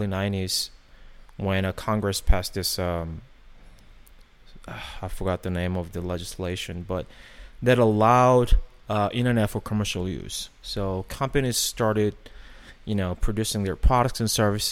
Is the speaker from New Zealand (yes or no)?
no; South Korea; moved away; I grew up in Korea